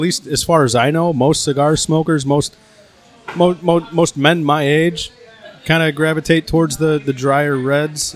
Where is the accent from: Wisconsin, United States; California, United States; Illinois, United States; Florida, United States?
Illinois, United States; Chicago; I'm from Chicago